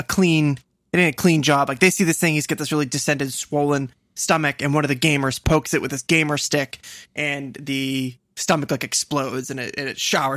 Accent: United States; I never celebrate being an American

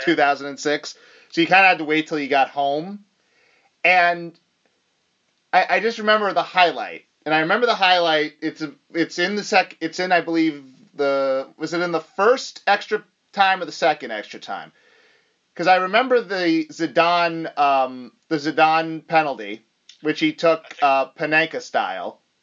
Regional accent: United States; as an American

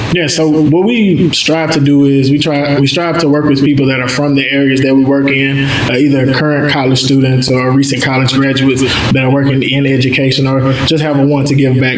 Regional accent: Mansfield, Louisiana, United States; also born or lived in Baton Rouge, Louisiana; I'm from North Louisiana, Mansfield. It's a real small place. You got one of everything: one high school, one McDonald's, one Walmart

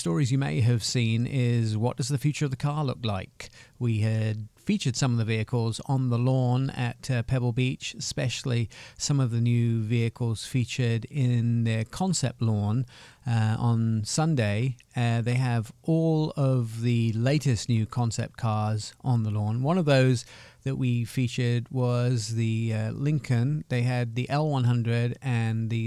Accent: Germany; now in United States; I also grew up in Germany.

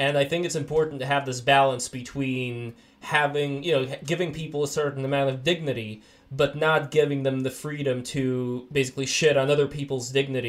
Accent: Saint Petersburg, Russia; now in United States; my mom is Jewish and we're originally from Russia, from St. Petersburg, USSR.

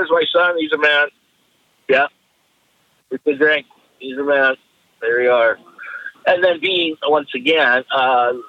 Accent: Esperanza, British Columbia, Canada; I was born up in Esperanza, BC, which is northern Vancouver Island

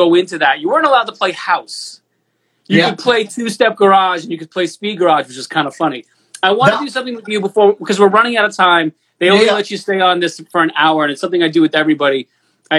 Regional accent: New York, United States; as an American, as a Northeastern, a New Yorker

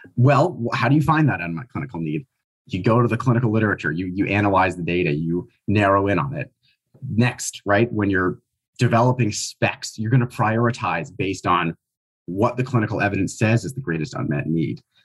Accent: Minnesota, United States; We're both currently in Minnesota, uh, where we grew up

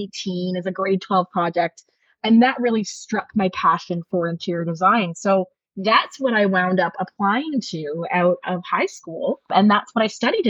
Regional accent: Ajax, Ontario, Canada; moved away as an adult; now in Greenwood, Canada; I grew up in Ajax, Ontario, and lived there until my early 20s when I made the move to Nova Scotia.

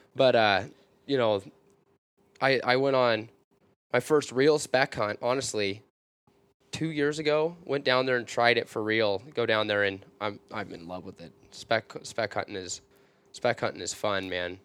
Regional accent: small town outside Vancouver, Washington, United States; I live in a small town on the outskirts of Vancouver, Washington

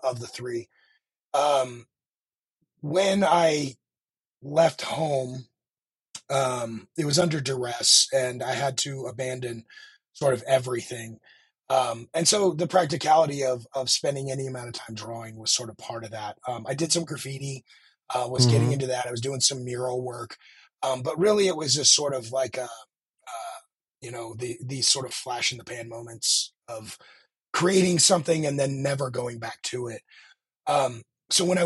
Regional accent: Park City, Utah, United States; I was raised in Park City, Utah

